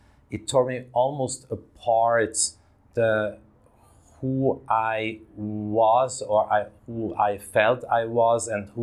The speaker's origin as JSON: {"language": "English", "town": "Davos", "region": "Graubünden", "country": "Switzerland", "tie": "born or raised there", "said": "I grew up in Switzerland, in that little Swiss town of Davos in the mountains."}